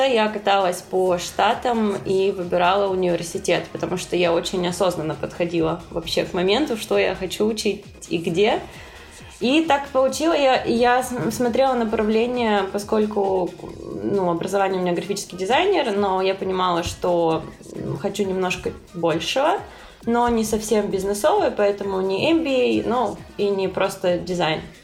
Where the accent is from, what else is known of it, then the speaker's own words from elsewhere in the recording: Krasnodar, Krasnodar Krai, Russia; moved away as an adult; now in New York, United States; я из Краснодара